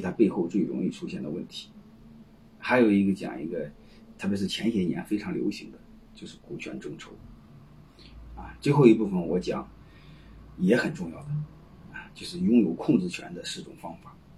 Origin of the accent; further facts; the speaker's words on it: China; 我们中国人，你看在一起呢，他喜欢讲，讲古情义，喜欢讲道德，喜欢讲兄弟感情